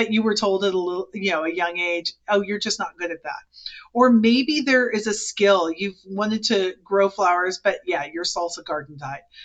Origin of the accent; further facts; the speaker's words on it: Silicon Valley, California, United States; moved away as an adult; we're from Silicon Valley